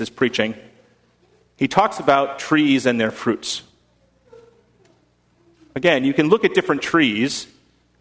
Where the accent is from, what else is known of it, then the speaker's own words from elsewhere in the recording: United States; I am as American to the core